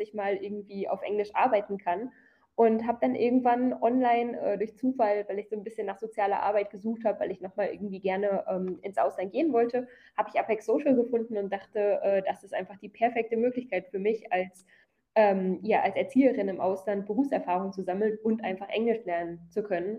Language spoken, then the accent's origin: German; Krefeld, North Rhine-Westphalia, Germany; moved away as an adult; also born or lived in United States; now in South India, India; ich komme aus Krefeld in NRW